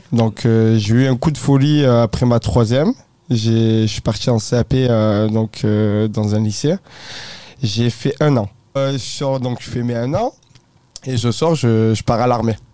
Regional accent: Sisteron, Provence-Alpes-Côte d'Azur, France; moved away as an adult; now in Paris, France; je viens de Sistoron, donc euh, à côté de Marseille, on est à une heure de Marseille, dans les Alpes

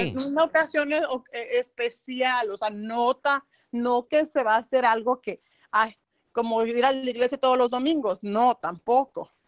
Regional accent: Tierra Caliente, Mexico; yo soy de Tierra oh. Caliente.

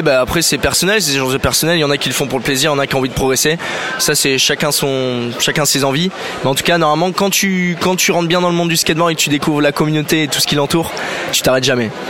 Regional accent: Bordeaux, Nouvelle-Aquitaine, France; je suis bordelais

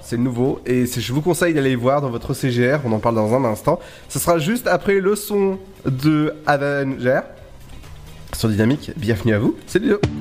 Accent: Brittany, France; je suis breton

